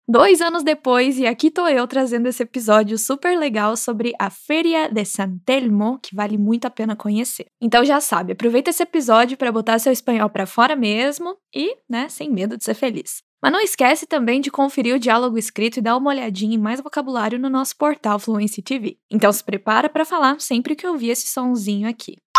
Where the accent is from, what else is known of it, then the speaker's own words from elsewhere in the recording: Minas Gerais, Brazil; moved away; Como boa mineira